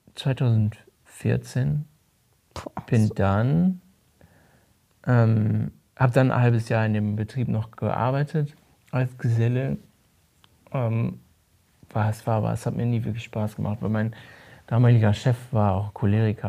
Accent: Rhineland-Palatinate, Germany; moved away; Ich bin auf dem Dorf aufgewachsen in Rheinland-Pfalz

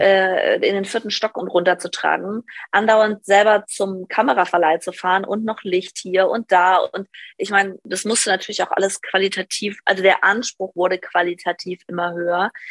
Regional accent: Northern Hesse, Germany; moved away as an adult; ich komme eigentlich aus Nordhessen vom Dorf

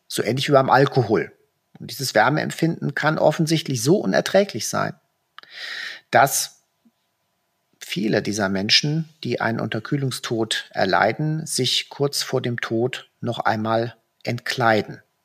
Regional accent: Germany; bei uns in Deutschland

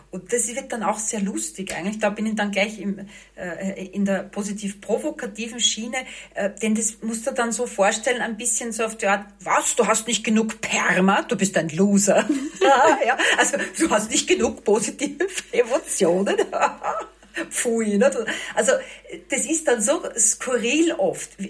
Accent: Vienna, Austria; ich bin eine geborene Wienerin.

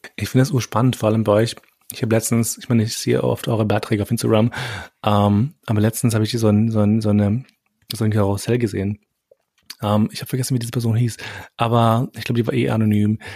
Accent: Austria; ich bin in Österreich aufgewachsen

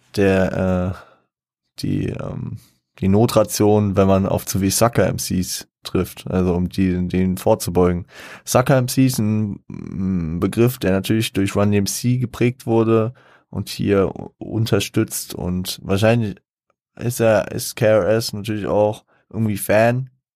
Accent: Frankfurt, Hesse, Germany; ich als Frankfurter

